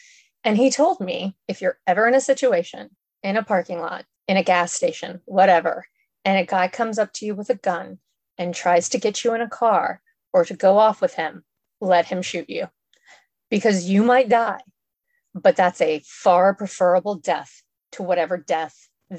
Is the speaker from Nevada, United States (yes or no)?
no; Miami, Florida, United States; I grew up in Miami. And if y'all don't know what Miami was like in the early 80s, it made the whole Rodney King riots look like a simple misunderstanding.